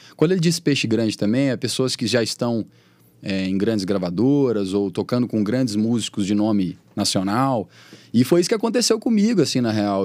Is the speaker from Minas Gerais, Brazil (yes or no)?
yes; Patos de Minas, Minas Gerais, Brazil; now in Belo Horizonte, Brazil; eu nunca esqueço de onde eu sou, entendeu? Eu tô sempre em Patos, que é minha casa